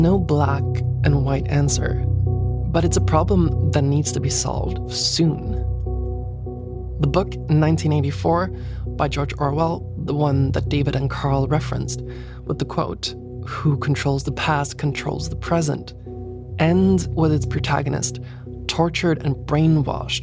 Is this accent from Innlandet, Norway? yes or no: yes; Lillehammer, Innlandet, Norway; In my hometown in Lillehammer, there's a museum called Majhagen